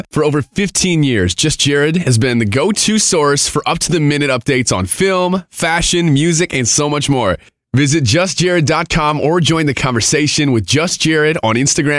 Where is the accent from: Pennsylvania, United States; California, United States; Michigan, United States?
Michigan, United States; Monroe; now in Detroit, United States; I'm from Monroe, technically, but, you know, I live and work in Detroit now